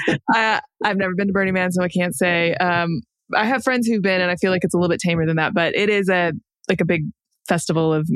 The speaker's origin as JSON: {"language": "English", "town": "San Diego", "region": "California", "country": "United States", "tie": "born or raised there", "moved": "as an adult", "said": "I grew up in San Diego, but actually all of their family are like Georgia, Tennessee, West Virginia, North Carolina"}